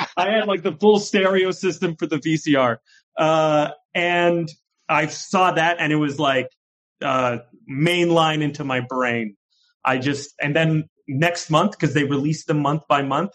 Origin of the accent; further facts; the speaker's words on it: Canada; also born or lived in York, Toronto; there's a thing that we call in Canada the bush, which is basically like, uh, it's a town of 800 people and there's one road in and one road out. Uh, and that's where I grew up.